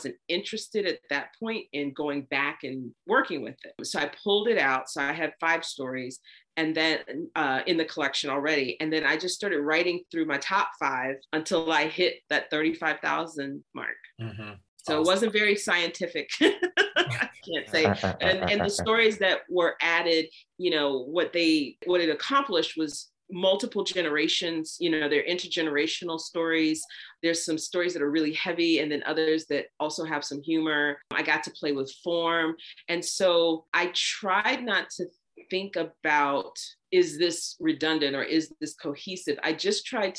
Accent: the South, United States; I grew up in the South

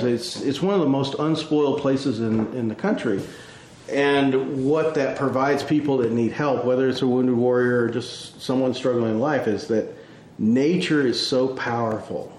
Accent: Midland, Texas, United States; moved away as an adult; I was born and raised in West Texas

